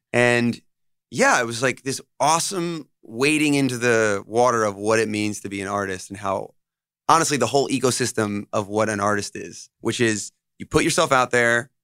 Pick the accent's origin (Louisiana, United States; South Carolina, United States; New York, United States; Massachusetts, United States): New York, United States; Monroe; also born or lived in Los Angeles / Nashville; they moved to New York, and that's where I grew up. I grew up here